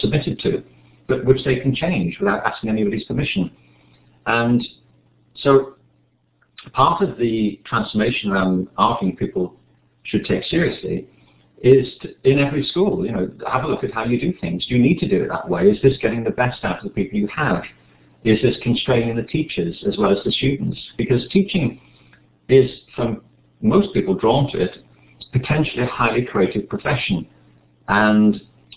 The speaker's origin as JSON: {"language": "English", "town": "Liverpool", "region": "North West England", "country": "United Kingdom", "said": "I'm from Liverpool"}